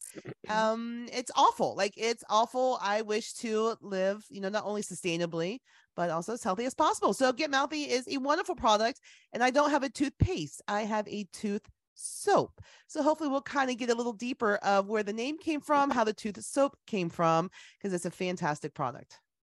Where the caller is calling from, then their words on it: Columbus, Ohio, United States; I'm calling from today, Columbus, Ohio